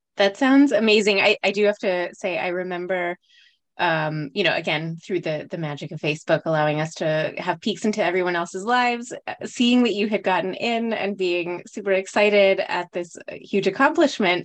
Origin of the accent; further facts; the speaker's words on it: Los Alamos, New Mexico, United States; We grew up together in Los Alamos